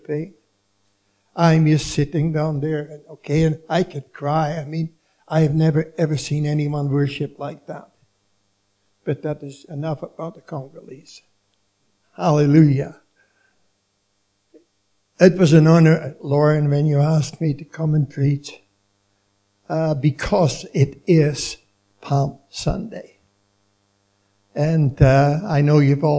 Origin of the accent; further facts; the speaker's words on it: Leeuwarden, Friesland, Netherlands; moved away; my hometown in Leeuwarden, the northern part of Holland